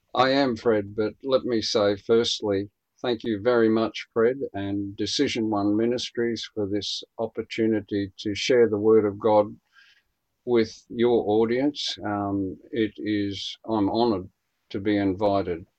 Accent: Queensland, Australia; also born or lived in Brisbane, Australia; me being a Queenslander and an East Coaster

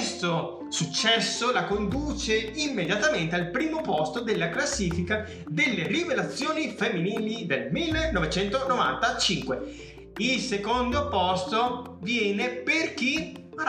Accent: Veneto, Italy; io sono veneto, porca miseria.

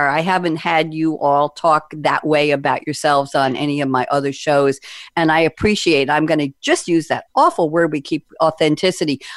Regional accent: Paris, Île-de-France, France

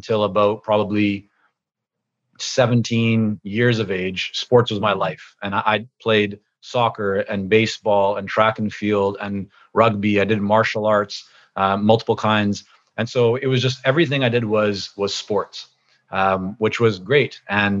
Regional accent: Vancouver, British Columbia, Canada; English is a second language; also born or lived in Toronto, Canada / Israel; we moved back to Canada, this time to Vancouver, when I was about 6.5 years old

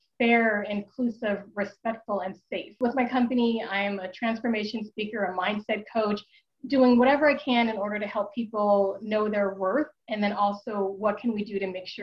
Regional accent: Denver, Colorado, United States; also born or lived in Wichita, Kansas; when I was born in Wichita, Kansas, and then my mother needed to leave a marriage that wasn't working. And so we moved here to Denver, Colorado, where I am now. And we moved in with her parents

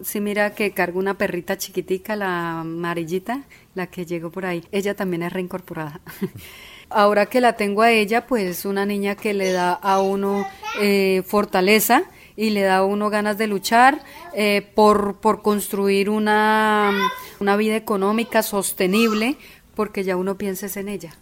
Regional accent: Caquetá, Colombia; nací en el Caquetá, crecí en el Caquetá y luché en el Caquetá

